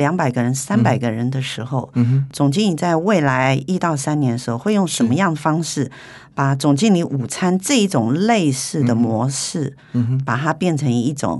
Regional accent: Taiwan; 尤其是台湾人、国际人士都说我们台湾人很温和嘛，

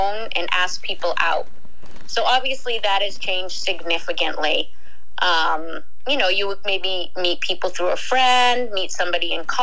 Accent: Boston, Massachusetts, United States; I'm from Boston

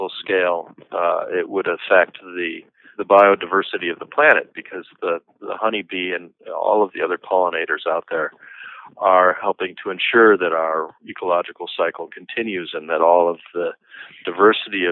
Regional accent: Seattle, Washington, United States; now in Northern California, United States; I'm actually originally from Seattle, and I'm used to a month or so of rain without stopping, but since moving down to California

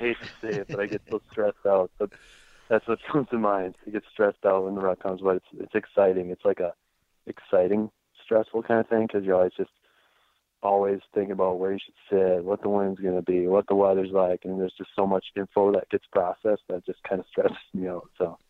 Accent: Michigan, United States; Well, born and raised in Michigan and, I actually fortunate enough to live about 15 miles from the legend … himself.

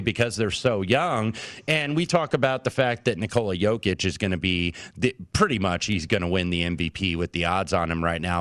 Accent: Indianapolis, Indiana, United States; the Indiana Pacers last Saturday, my hometown team

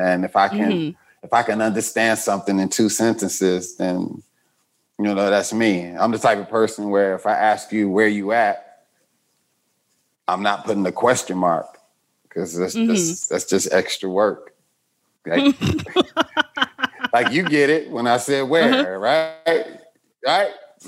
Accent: Chicago, Illinois, United States; Chicago, Southside.

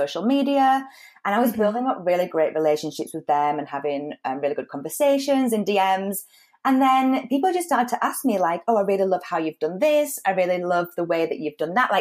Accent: United Kingdom; moved away as an adult; also born or lived in Spain; come back to the UK and meet somebody from my hometown

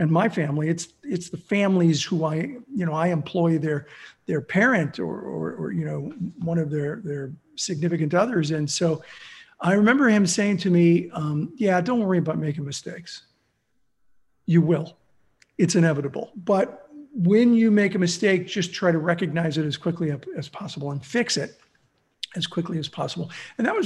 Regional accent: Southern California, United States; also born or lived in Pittsburgh, Pennsylvania / Los Angeles / Azusa; So I grew up in Southern California. I was born in Pittsburgh. My parents moved to Los Angeles when I was six.

